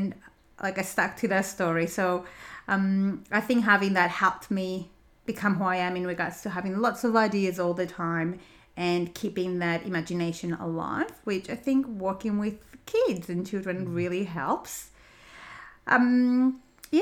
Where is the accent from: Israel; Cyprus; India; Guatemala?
Cyprus; English is a second language; moved away as an adult; also born or lived in United States; now in Australia; So I grew up in Cyprus. I was born and raised in Cyprus.